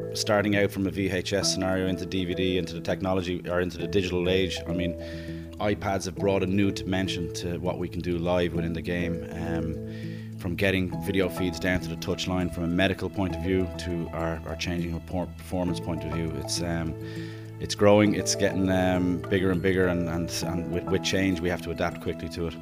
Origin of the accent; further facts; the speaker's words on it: Kinsale, Munster, Ireland; My, my dad was in business in the town, so we grew up very much ingrained in, in, in, the, in the town